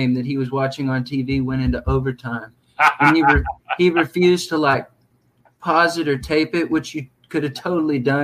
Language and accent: English; near Houston, Texas, United States; a city closest to my hometown, which was Houston, Texas